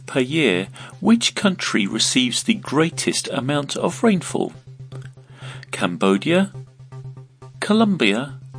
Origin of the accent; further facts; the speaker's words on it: Vienna, Austria; Since Vienna is my hometown